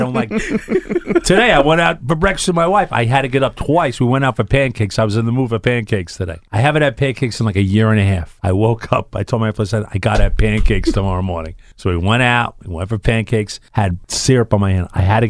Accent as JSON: {"language": "English", "town": "New York City", "region": "New York", "country": "United States", "also_born_or_lived": "Minnesota", "said": "from CBS FM 101.1 in New York."}